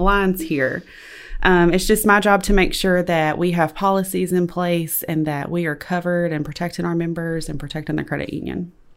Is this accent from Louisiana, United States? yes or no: yes; West Monroe, Louisiana, United States; I've lived in West Monroe my entire life